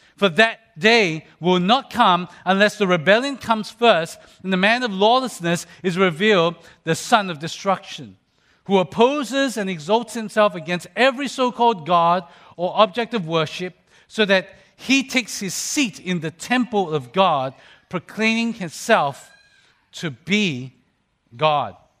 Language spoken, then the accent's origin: English; Australia; when I was a young person growing up in Australia